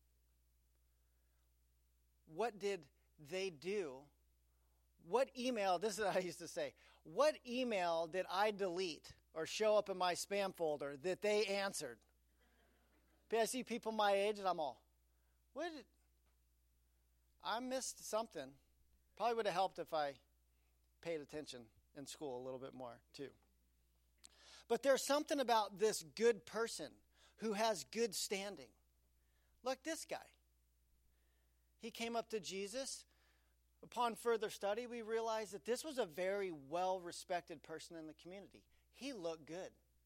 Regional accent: Aspen, Colorado, United States; I grew up in Aspen, Colorado.

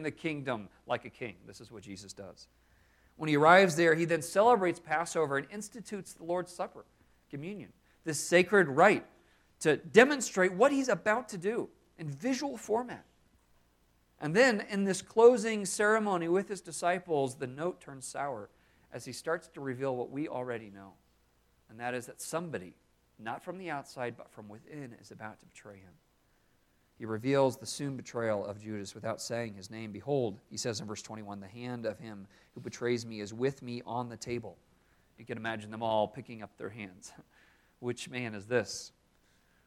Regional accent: Maine, United States; I grew up in Maine

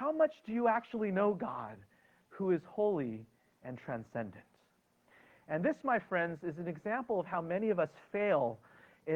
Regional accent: United States; as an American citizen, something I'm proud to be and grateful to be

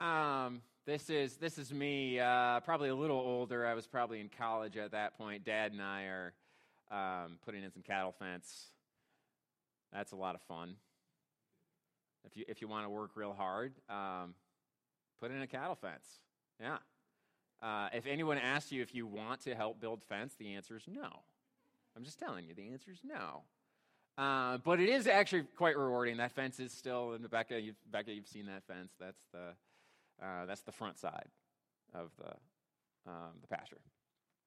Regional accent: Hiram, Ohio, United States; I grew up in Hiram, Ohio

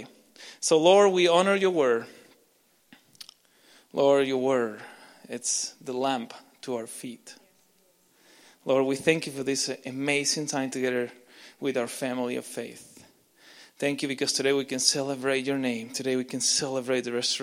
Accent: Argentina; English is a second language; now in Canada; I'm not Canadian, I'm Argentinian

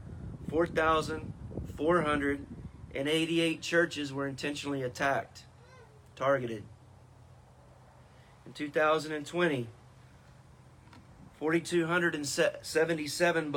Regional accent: United States; American Christians

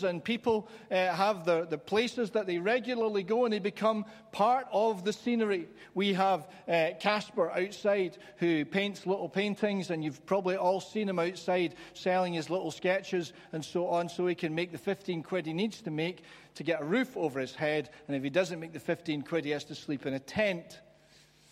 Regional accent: London, United Kingdom; I was growing up in London

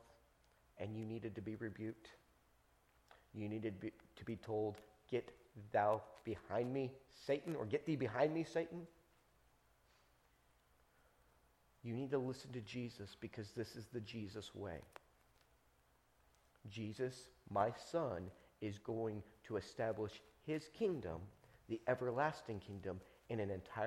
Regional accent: Texas, United States; I'm an American citizen. And not only that, I'm from Texas

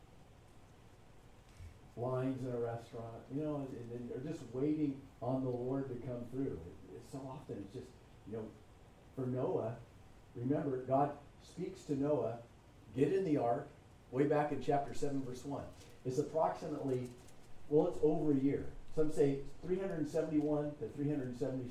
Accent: California, United States; I'm from California

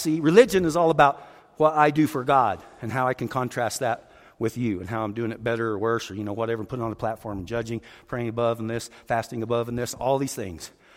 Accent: Roswell, New Mexico, United States; born or raised there

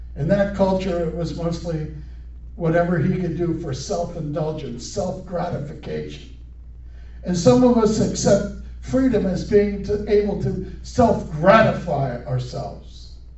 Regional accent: United States; growing up in America, as a schoolboy

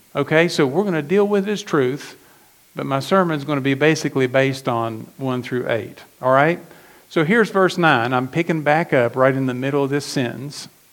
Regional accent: McDowell County, West Virginia, United States; I was, I was born in McDowell County, West Virginia

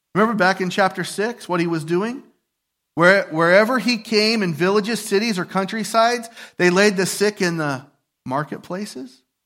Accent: United States; I'm a patriot, I'm an American

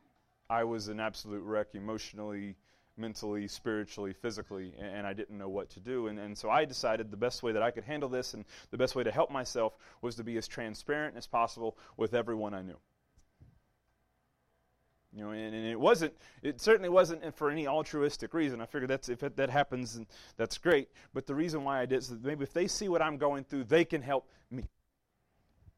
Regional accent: Southeast Louisiana, United States; if you come from where I'm from, the first thing you ask them is, where are you from? What high school did you go to? That's Southeast Louisiana

